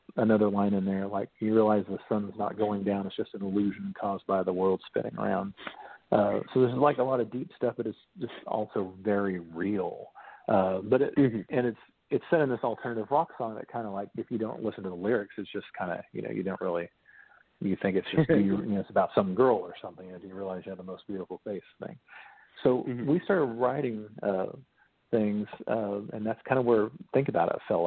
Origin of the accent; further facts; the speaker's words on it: Bluebell, Oklahoma, United States; I'm from Bluebell, Oklahoma, technically